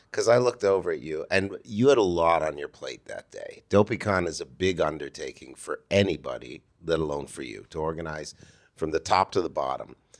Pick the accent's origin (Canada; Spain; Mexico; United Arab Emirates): Canada; Toronto, Ontario; now in United States; from Toronto